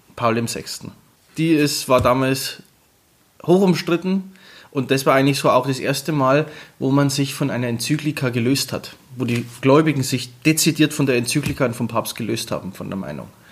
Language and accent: German; Germany; wir sind Deutsche